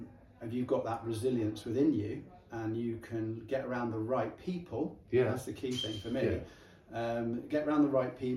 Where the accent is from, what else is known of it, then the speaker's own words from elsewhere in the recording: Chippenham, South West England, United Kingdom; also born or lived in Calne; I've been based in this area all my life. I was born in Chippenham.